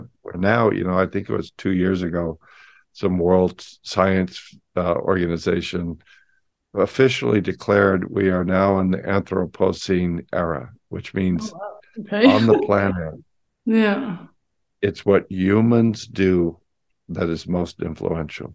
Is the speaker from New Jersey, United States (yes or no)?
no; San Francisco, California, United States; I grew up in San Francisco in the 60s